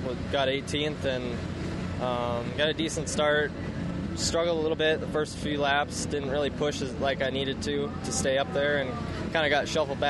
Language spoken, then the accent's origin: English; United States; I gotta represent USA. I mean, born and raised here.